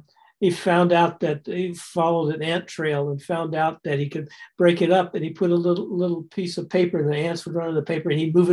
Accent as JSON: {"language": "English", "town": "Roswell", "region": "New Mexico", "country": "United States", "tie": "born or raised there", "said": "I'm a Roswell person. I grew up in Roswell. I was born 9 months after the landing."}